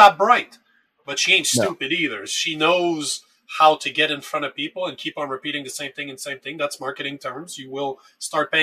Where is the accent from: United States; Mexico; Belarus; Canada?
Canada; as a Canadian